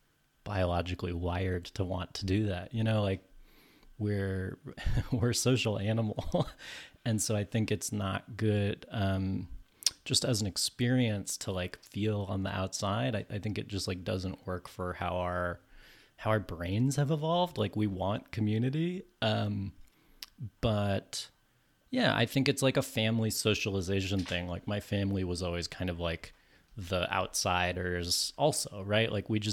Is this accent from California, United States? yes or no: yes; California, United States; also born or lived in New York; I'm from California. Lived in New York for a long time.